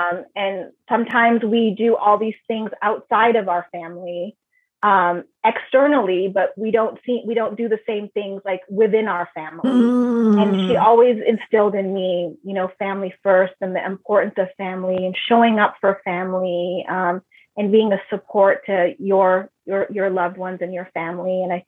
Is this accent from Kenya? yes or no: yes; Nairobi, Kenya; born there; first language Swahili; English is a second language; Yeah, I was born in Nairobi, Kenya.